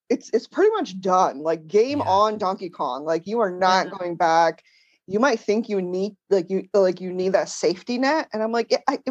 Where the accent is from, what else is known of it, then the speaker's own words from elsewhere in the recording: Danbury, Connecticut, United States; moved away; I grew up in Danbury, Connecticut